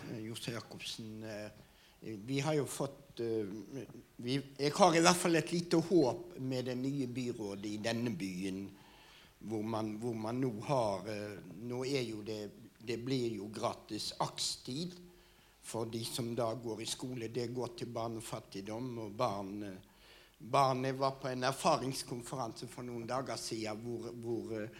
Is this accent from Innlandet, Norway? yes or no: no; Oslo, Norway; jeg kom fra Frogner